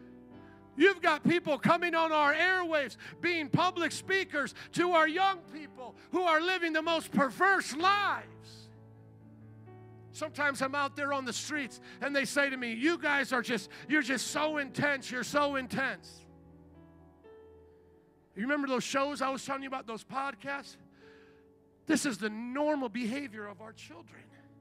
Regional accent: Chicago, Illinois, United States; I'm from Chicago

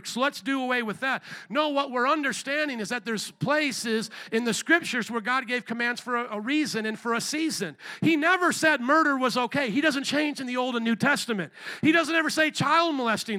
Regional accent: United States; I'm American

